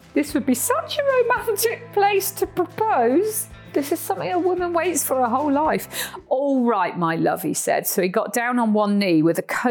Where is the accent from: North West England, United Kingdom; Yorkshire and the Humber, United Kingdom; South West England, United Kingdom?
South West England, United Kingdom; Cornwall; moved away as an adult; now in Costa Rica; Where I'm from in Cornwall